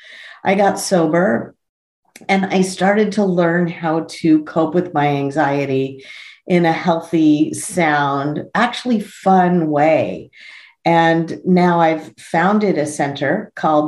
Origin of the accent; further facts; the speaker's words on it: Los Angeles, California, United States; I was born in Tarzana